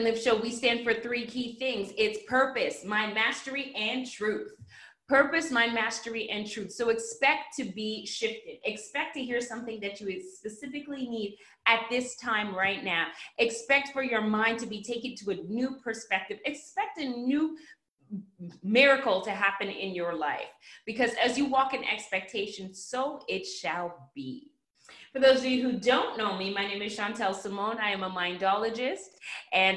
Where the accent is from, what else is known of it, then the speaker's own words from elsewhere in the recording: Canada; now in United States; I am Canadian. And in Canada, we actually have Thanksgiving